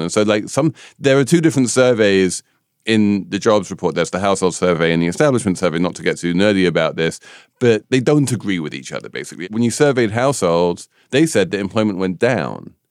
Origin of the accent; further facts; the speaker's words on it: United Kingdom; I'm a Brit